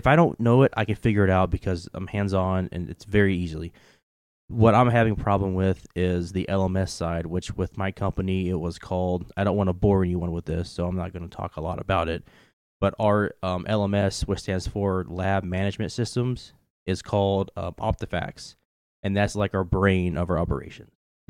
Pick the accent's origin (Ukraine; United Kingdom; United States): United States; Kentucky; moved away; For the audience that don't know, if they can't tell by my ridiculous accent, I am from Kentucky. I don't really have a southern accent as much as I did when I first moved up here.